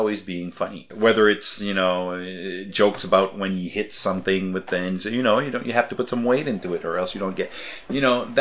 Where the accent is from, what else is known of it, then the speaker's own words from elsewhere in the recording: Canada; We're Canadian.